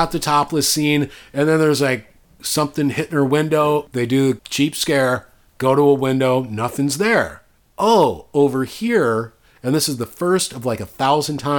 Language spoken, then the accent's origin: English; Midwest, United States; now in Los Angeles, United States; I'm from the Midwest.